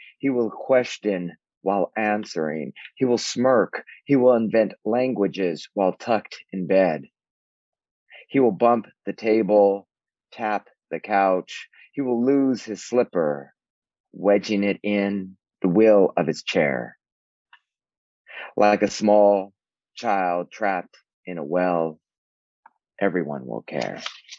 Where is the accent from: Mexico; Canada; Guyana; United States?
Mexico; born there; I'm the only Mexican because I was born in Mexico